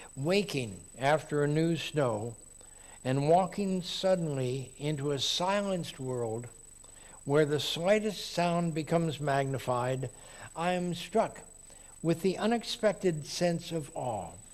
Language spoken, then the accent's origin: English; Texas, United States; now in Oregon, United States; I grew up in Texas